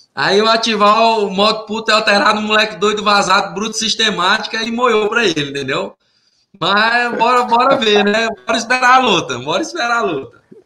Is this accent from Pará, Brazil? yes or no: yes; Tucumã, Pará, Brazil; moved away as an adult; also born or lived in Belém, Pará; now in Las Vegas, United States; da minha cidade, Tucumã, da minha região Laço do Pará, Redenção, Xingara, Conceição, São Félix, né, é, Orilândia, é, a minha região lá que é sul do Pará